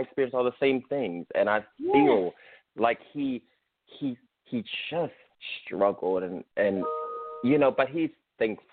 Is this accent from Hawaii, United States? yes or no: no; New York City, New York, United States; also born or lived in South Philadelphia, Pennsylvania; now in Austin, United States; I was born in South Philadelphia, from New York City. Now I'm living in Austin